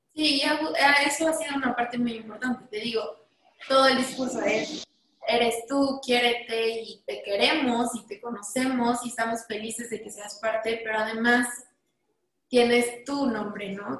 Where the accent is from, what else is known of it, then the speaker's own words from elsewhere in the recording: Mexico; como diseñadora mexicana